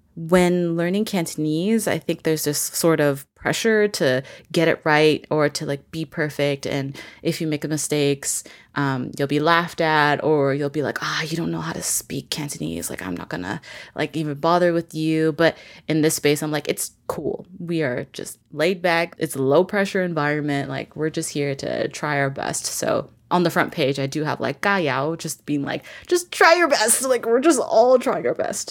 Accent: Vancouver, British Columbia, Canada; I'm originally from Vancouver, B C

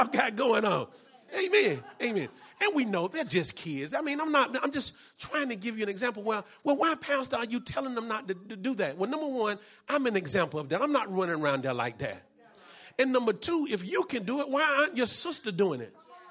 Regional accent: North Carolina, United States; I'm from North Carolina.

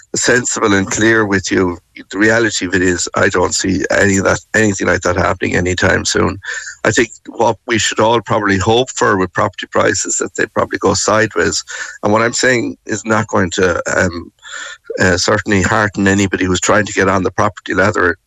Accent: Limerick, Munster, Ireland; moved away; I am from Limerick and I live very close to the city centre growing up

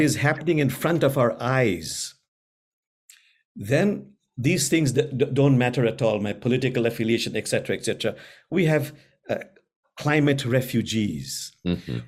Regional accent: Bangladesh; I'm from Bangladesh

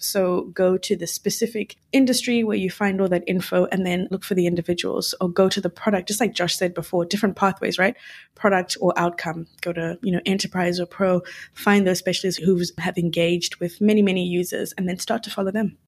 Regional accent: Zimbabwe; moved away; I'm from Zimbabwe

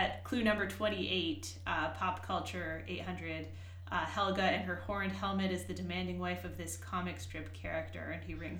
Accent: Worcester, Massachusetts, United States; I grew up in Worcester, Massachusetts

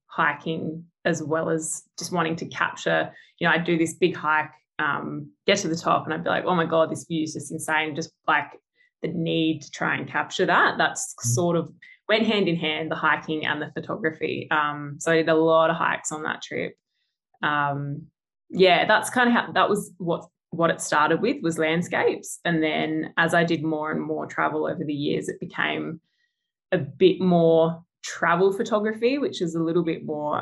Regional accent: Adelaide, South Australia, Australia; moved away as an adult; now in Perth, Australia; originally from Adelaide. So I grew up in Adelaide um, and then moved over, yeah, three years ago.

